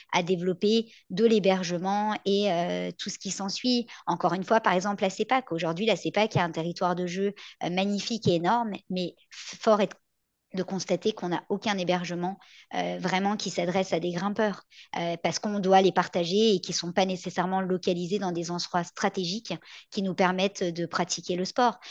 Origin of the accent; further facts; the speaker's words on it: France; now in Quebec, Canada; je viens de France